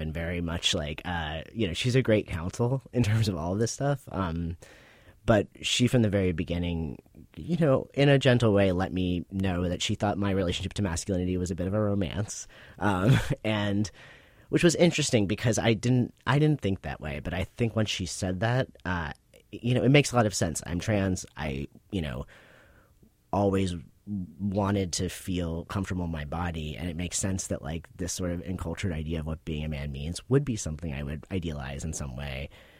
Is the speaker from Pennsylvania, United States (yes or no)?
yes; Pittsburgh, Pennsylvania, United States; In Pittsburgh, Pennsylvania.